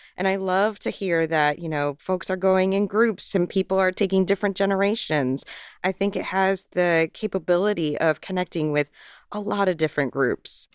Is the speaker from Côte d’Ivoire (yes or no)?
no; Florida, United States; growing up in Florida